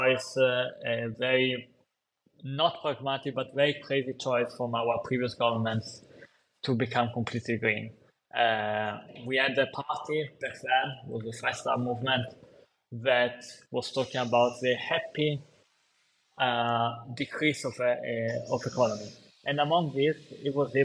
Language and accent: English; Italy